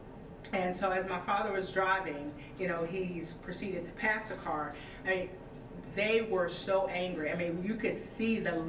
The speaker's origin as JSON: {"language": "English", "town": "Jackson", "region": "Mississippi", "country": "United States", "tie": "born or raised there", "moved": "yes", "lives_now": "Wyandotte, United States", "said": "I was born and raised in Jackson, Mississippi"}